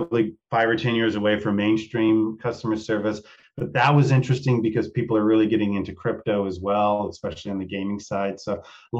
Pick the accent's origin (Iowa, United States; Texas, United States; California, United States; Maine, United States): Texas, United States; from the country where I grew up in Texas